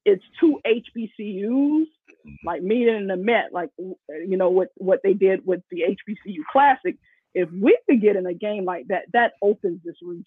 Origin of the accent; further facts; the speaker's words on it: Florida, United States; moved away; I'm from Florida originally.